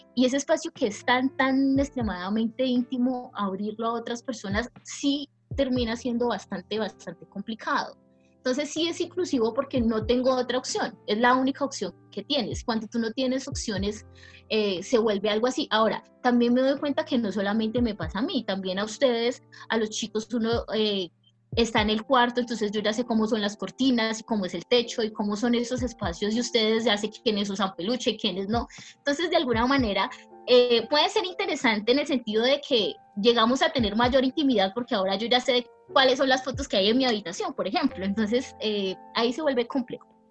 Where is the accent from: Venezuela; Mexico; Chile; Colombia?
Colombia; Pacific region; vengo de una región de Colombia que es el Pacífico colombiano